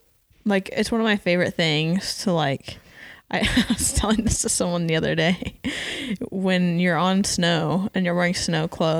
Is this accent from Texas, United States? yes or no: yes; Texas, United States; also born or lived in Arkansas; now in Los Angeles, United States; No, I'm from Texas.